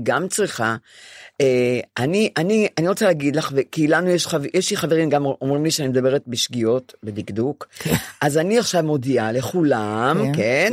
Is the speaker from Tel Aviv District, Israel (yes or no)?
yes; Ramat Gan, Tel Aviv District, Israel; now in Tel Aviv, Israel; אני יושבת על הספה בדירה שלי השכורה 17 שנה בתל אביב, ונדמה לי שהרחוב למטה זה רחוב גורי יהודה ברמת גן, איפה שגדלתי